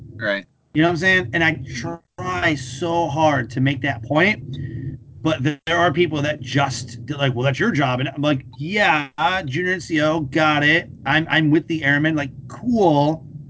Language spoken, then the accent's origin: English; Detroit, Michigan, United States; moved away; also born or lived in North Carolina; I grew up in Detroit around cars.